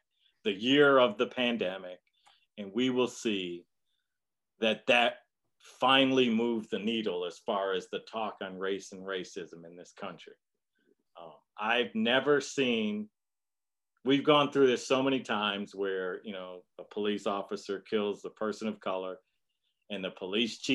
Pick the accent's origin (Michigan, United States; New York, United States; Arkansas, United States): Michigan, United States; Detroit; growing up in Detroit